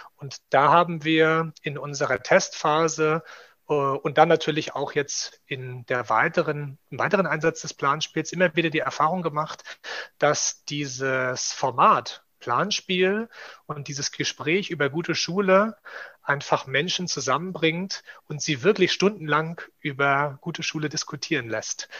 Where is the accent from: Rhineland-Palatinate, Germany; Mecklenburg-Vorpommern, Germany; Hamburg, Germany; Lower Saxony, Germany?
Mecklenburg-Vorpommern, Germany; Rostock; moved away as an adult; also born or lived in Leipzig / Thuringia; gebürtiger Rostocker